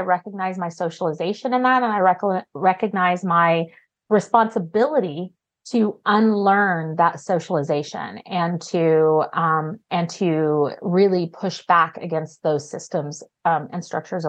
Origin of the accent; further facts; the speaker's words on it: Oklahoma, United States; moved away as an adult; also born or lived in Arkansas / Chicagoland, Illinois; I was born and raised in Oklahoma